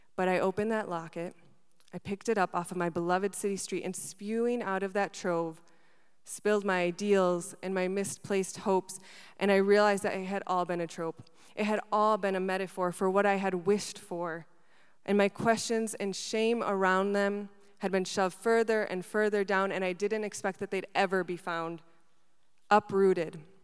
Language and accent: English; Wisconsin, United States; also born or lived in Buenos Aires, Argentina; I was born in Argentina and I moved to Wisconsin when I was seven.